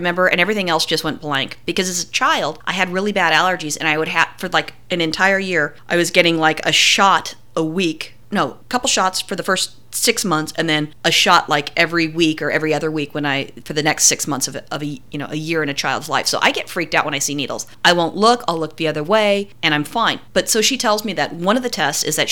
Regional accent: California, United States; we're from California. I never grew up with ticks or fleas

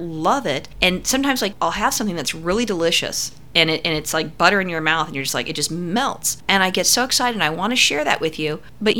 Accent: California, United States; growing up in California

